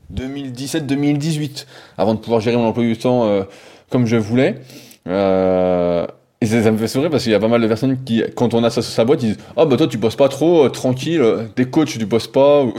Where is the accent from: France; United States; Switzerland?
France; accent: French; j'ai l'accent français